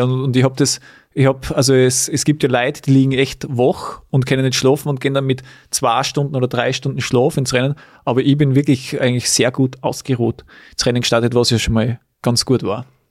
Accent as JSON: {"language": "German", "town": "Weiz", "region": "Styria", "country": "Austria", "tie": "born or raised there", "said": "in Weiz, in meiner Heimat"}